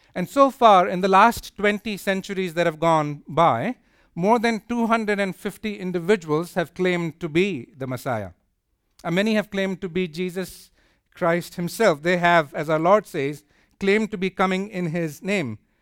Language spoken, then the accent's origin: English; India; moved away; I come from India